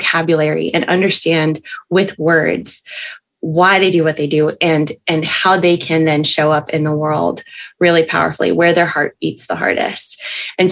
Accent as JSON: {"language": "English", "town": "Albany", "region": "New York", "country": "United States", "tie": "born or raised there", "also_born_or_lived": "Boston, Massachusetts / Santa Barbara, California / Birmingham, Alabama", "moved": "as an adult", "said": "So I am originally from upstate New York. I grew up in Albany"}